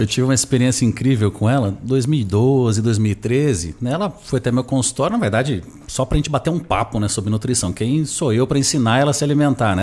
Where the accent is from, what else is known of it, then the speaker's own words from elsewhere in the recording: Nova Fátima, Paraná, Brazil; moved away; also born or lived in Londrina; Sou do interior do Paraná. Eu nasci numa cidade chamada Nova Fátima, que dificilmente você vai ouvir falar, porque ela tem 5 mil habitantes